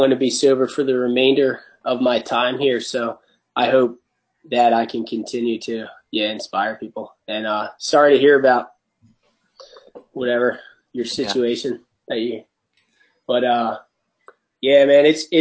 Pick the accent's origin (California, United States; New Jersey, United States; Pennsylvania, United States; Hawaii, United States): New Jersey, United States; near Atlantic City; my hometown, like near Atlantic City